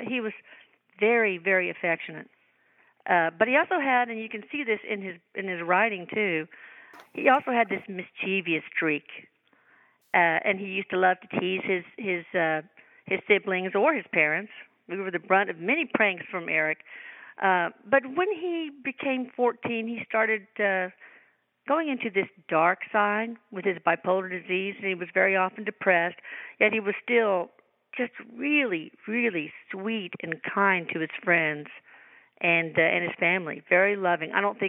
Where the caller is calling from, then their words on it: Houston, Texas, United States; Houston, Texas.